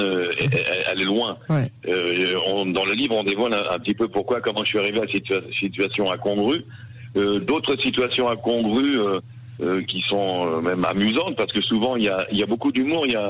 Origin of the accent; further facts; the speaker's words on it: Paris, Île-de-France, France; moved away as an adult; now in Israel; En tant que Parisien, justement, en tant que Français qui fait l'alia vers Israël